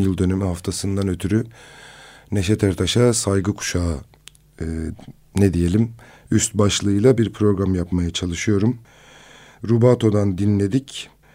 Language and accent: Turkish; Kızıltepe, Mardin, Turkey; memleketim olan Kızıltepe'ye